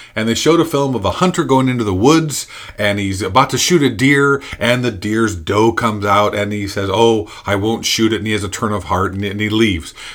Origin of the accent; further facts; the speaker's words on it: Indiana, United States; I'm from Indiana.